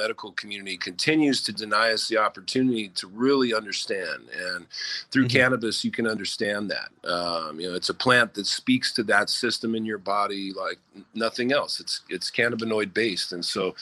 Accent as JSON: {"language": "English", "region": "Southern California", "country": "United States", "tie": "born or raised there", "said": "grew up in Southern California when we moved there when I was 10"}